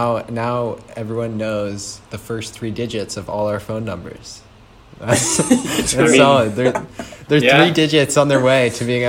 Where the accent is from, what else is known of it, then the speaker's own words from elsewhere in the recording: Vail, Colorado, United States; moved away as an adult; now in California, United States; we are all originally from Vail, Colorado, and that's where we all really grew up and became close friends